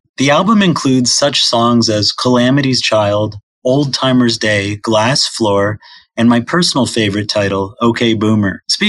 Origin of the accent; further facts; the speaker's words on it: New Jersey, United States; I'm from New Jersey, so I know Scarsdale pretty well.